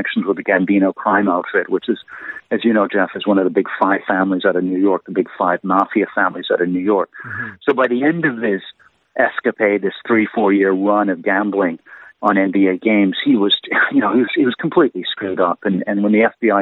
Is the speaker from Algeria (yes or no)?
no; Canada; as a Canadian